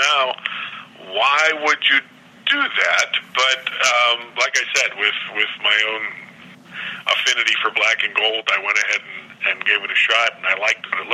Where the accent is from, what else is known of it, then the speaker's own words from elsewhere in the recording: Pittsburgh, Pennsylvania, United States; I'm from Pittsburgh